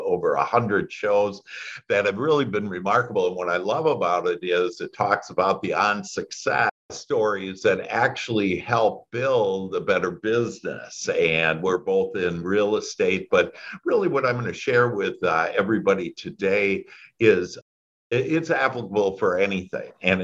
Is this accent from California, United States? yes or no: no; Wisconsin, United States; moved away as an adult; now in Dallas, United States; I was born in Wisconsin, and that's where that accent maybe you catch is there.